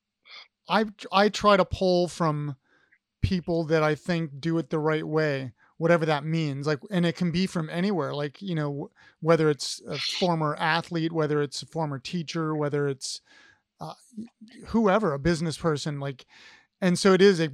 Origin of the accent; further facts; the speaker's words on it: Ohio, United States; I'm an Ohio guy